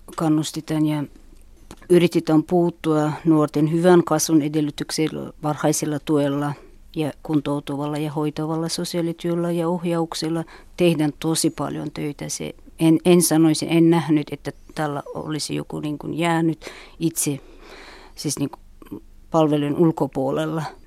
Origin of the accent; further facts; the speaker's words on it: Uzbekistan; Finnish is a second language; now in Finland; mä olen Uzbekistanista ja tulin Suomen vuonna 1998 eli 15 vuotta